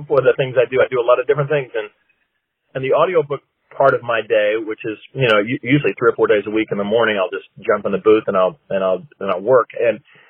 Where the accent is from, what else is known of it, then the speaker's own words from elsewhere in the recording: Little Rock, Arkansas, United States; moved away as an adult; now in Los Angeles, United States; I grew up in Arkansas, in Little Rock, Arkansas